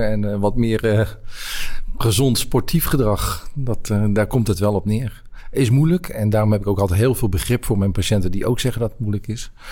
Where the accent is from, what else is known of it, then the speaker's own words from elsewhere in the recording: Netherlands; also born or lived in Brabant / Rotterdam / Amsterdam / Groningen; ik ben Nederlander. Ik heb overal in Nederland gewoond.